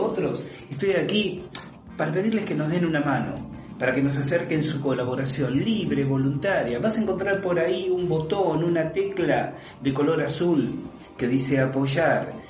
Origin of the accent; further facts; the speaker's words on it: Buenos Aires, Argentina; Yo soy porteño, nací en Buenos Aires, obviamente se esa edad vivía en Buenos Aires